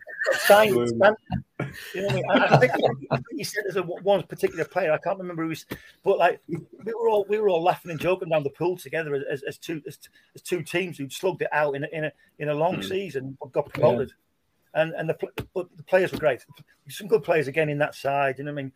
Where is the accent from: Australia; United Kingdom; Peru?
United Kingdom; Sunderland, North East England; I'm a Sunderland lad.